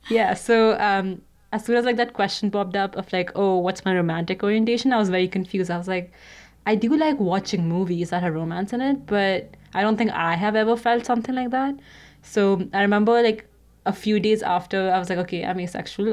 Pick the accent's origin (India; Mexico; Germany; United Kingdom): India; moved away as an adult; now in Canada; I'm currently studying in Canada, but I grew up in India